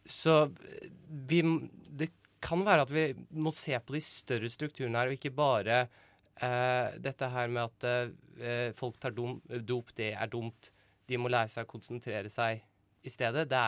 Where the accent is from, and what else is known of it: Bærum, Akershus, Norway